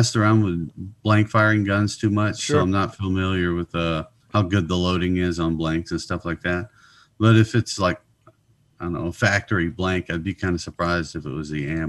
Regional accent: Louisiana, United States; also born or lived in Georgia; I was a military brat. I was born in Georgia, but grew up mostly in Louisiana, but I moved around a whole lot.

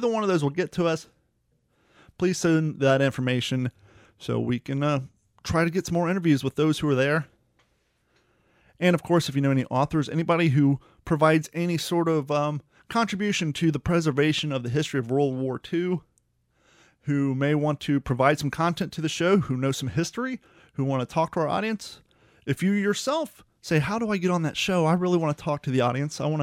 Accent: Ohio, United States; I'm from Ohio. My relatives are actually from Chillicothe.

